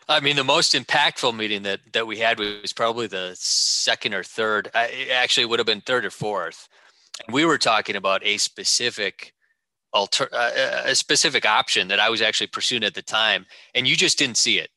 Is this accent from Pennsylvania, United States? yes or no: no; Wisconsin, United States; also born or lived in Madison, Wisconsin / Sheboygan, Wisconsin; growing up in Wisconsin, uh, Madison and uh, uh, and Sheboygan